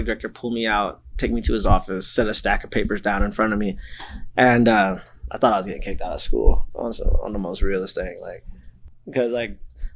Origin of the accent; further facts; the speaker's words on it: Kent, Ohio, United States; also born or lived in Massillon, Ohio / Canton, Ohio; I'm from Kent. I grew up in Kent.